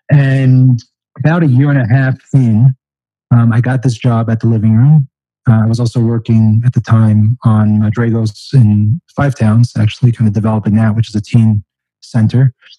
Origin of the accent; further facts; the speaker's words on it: California, United States; also born or lived in Florida / Long Island, New York; I didn't grow up in New York. My wife actually grew up here in Far Rockaway. But I grew up around California, Florida. I actually started out on the eastern end of Long Island.